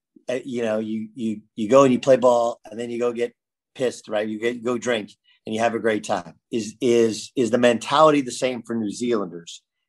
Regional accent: California, United States; I used to come home and watch the Big East because I grew up in California.

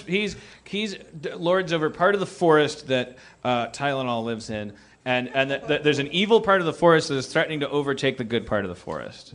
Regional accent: Milwaukee, Wisconsin, United States; I'm from Milwaukee.

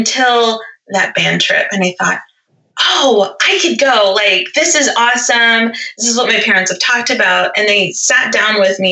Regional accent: the South, United States; I grew up in the South too

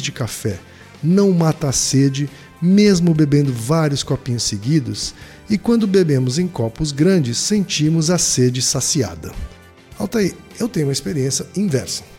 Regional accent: Maringá, Paraná, Brazil; Maringá, minha terra natal.

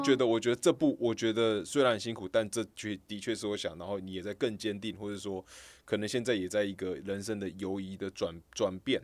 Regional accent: Kaohsiung, Taiwan; moved away as an adult; now in Taipei, Taiwan; 我高雄人嘛， 我们是高雄人

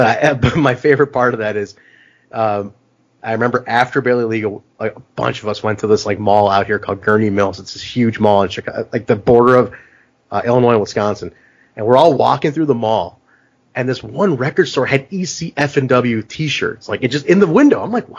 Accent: Pakistan; I'm like, cool, I'm Pakistani, but like, he's from India. I'm like, we're neighbors.

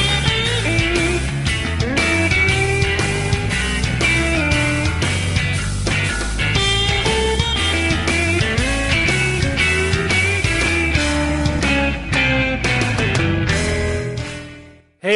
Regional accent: Southern California, United States; moved away; also born or lived in Iowa; I grew up in Southern California.

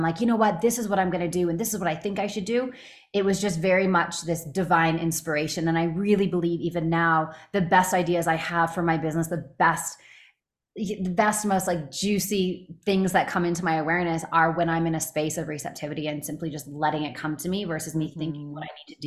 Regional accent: Canada; also born or lived in Los Angeles; now in United States; I'm from Canada

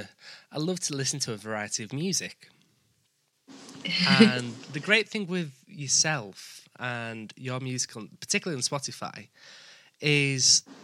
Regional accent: Leeds, Yorkshire and the Humber, United Kingdom; also born or lived in West Bromwich; I'm originally from West Bromwich, and we moved up to Leeds when I was 5.

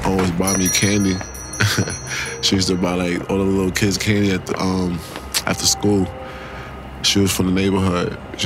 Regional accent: New York City, New York, United States; I grew up in Brooklyn, New York, East Flatbush to be exact

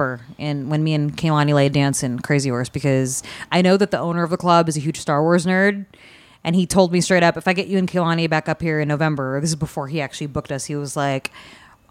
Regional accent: Stockton, California, United States; now in Los Angeles, United States; I haven't been to my hometown in forever. Usually my parents come visit me in L.A., because it's Stockton

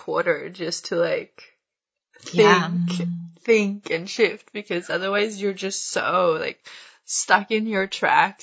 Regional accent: Sweden; moved away as an adult; also born or lived in India / Spain; I moved back to Sweden

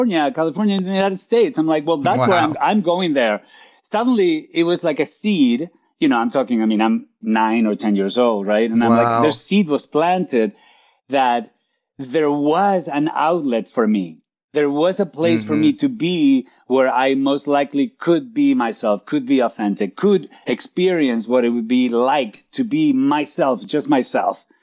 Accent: Santander, Cantabria, Spain; English is a second language; moved away as an adult; now in Los Angeles, United States; I was born and raised in Spain. I was raised in northern Spain, in Santander

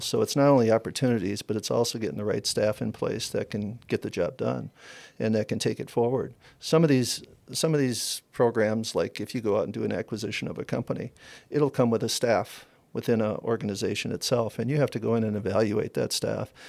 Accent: Wisconsin, United States; moved away as an adult; also born or lived in Arizona; I'm from Wisconsin, Okay, I'm a I'm a farmer

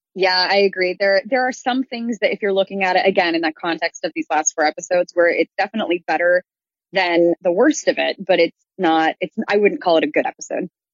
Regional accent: Midwest, United States; moved away; I grew up in the Midwest and show choir is such a huge thing out there

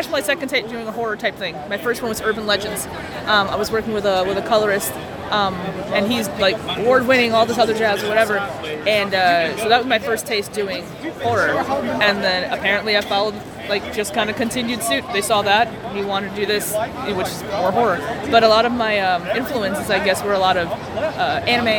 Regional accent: Florida, United States; I'm from Florida, so like not local here, but like local in Florida

